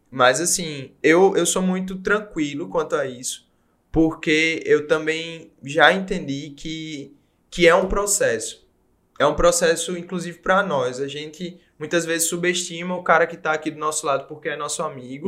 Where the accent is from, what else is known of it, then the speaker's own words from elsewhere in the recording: Paraíba, Brazil; moved away as an adult; also born or lived in Portugal; como nordestino